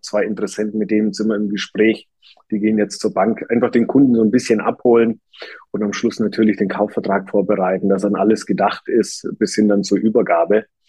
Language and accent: German; Germany; bei uns in Deutschland